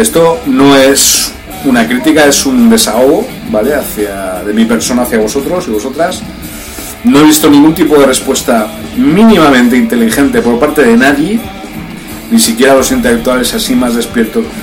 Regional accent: Spain; moved away; also born or lived in Brazil; Yo nací en España, pero yo soy del pueblo de Brasil

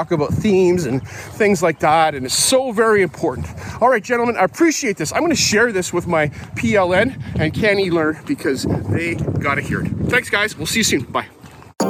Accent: Canada; I grew up in white Canada

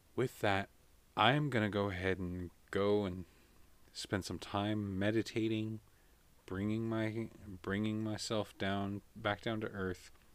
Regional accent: United States; as an American

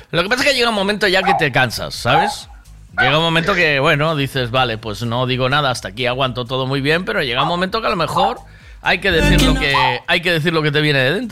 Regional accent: Sanxenxo, Galicia, Spain; yo soy de Sansecho.

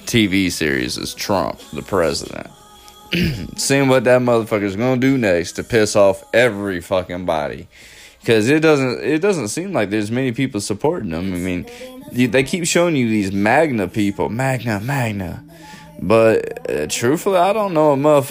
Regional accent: the South, United States; I'm from the South

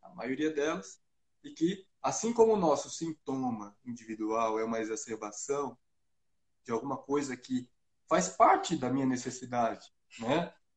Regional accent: Brazil; eu, como bom brasileiro

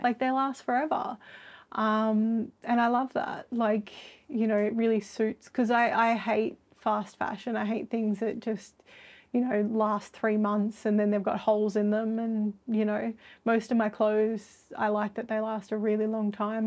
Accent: Sydney, New South Wales, Australia; I'm from Sydney and have never been anywhere very cold.

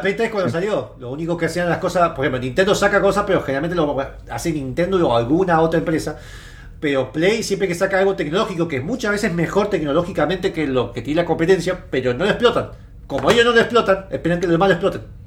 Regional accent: Mendoza, Argentina; Somos de Mendoza, así que estamos todos en Mendoza

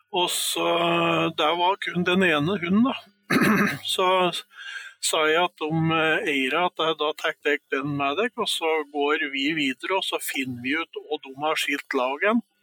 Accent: Stange, Innlandet, Norway; moved away; opprinnelig så kommer jeg fra Stange

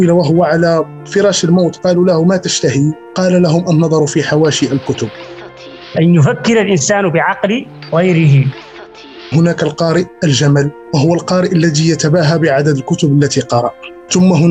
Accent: between Agadir and Taroudant, Souss-Massa, Morocco; now in Casablanca, Morocco; انتقالي من المنطقه آه، التي انحدر منها بين مدينتي اكادير وترودان الى الدار البيضاء كانت لحظه مفصليه

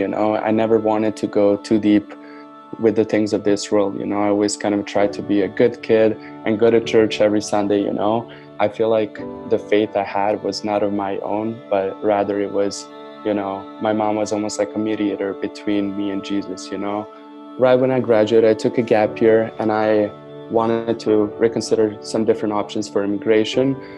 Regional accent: Novi Sad, Vojvodina, Serbia; now in Canada; grew up in Novi Sad, Serbia

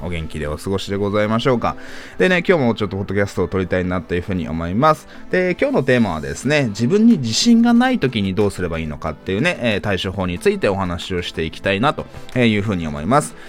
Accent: Japan; 僕は日本で生まれ育った日本人だし

